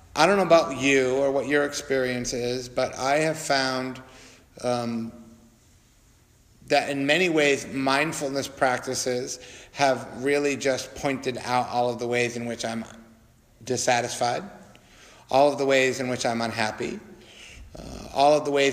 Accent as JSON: {"language": "English", "country": "United States", "said": "as American Buddhists"}